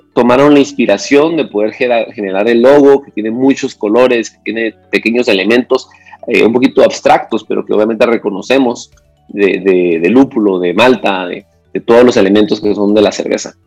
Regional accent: Antigua Guatemala, Sacatepéquez, Guatemala; yo soy de Antigua Guatemala

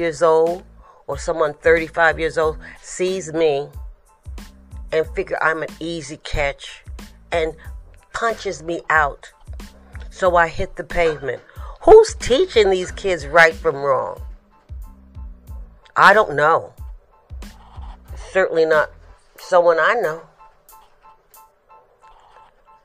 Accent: New York City, New York, United States; I'm from the Bronx

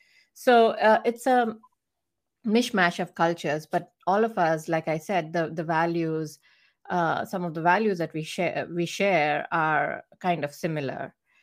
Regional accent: India; moved away as an adult; now in United States; growing up in India

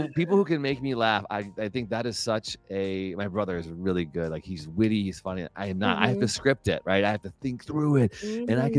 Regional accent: Illinois, United States; from Illinois, but I go there I have some work there every year.

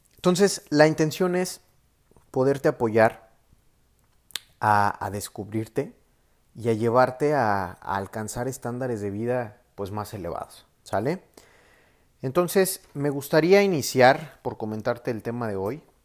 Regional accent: Mexico; Soy mexicano, tengo 27 años actualmente

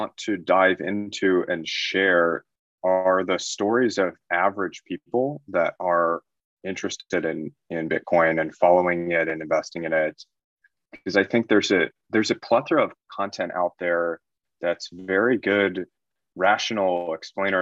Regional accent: United States; moved away as an adult; I'm originally American.

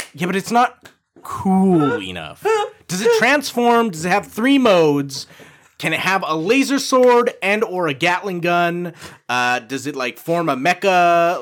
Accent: Canada; proud to be Canadian

